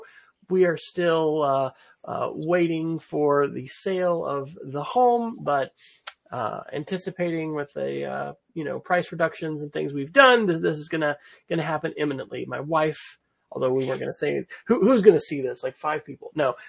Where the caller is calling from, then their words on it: Oklahoma City, Oklahoma, United States; So I'm joining from Oklahoma City, where I will be a resident for another month, maybe another 5 weeks, something like that.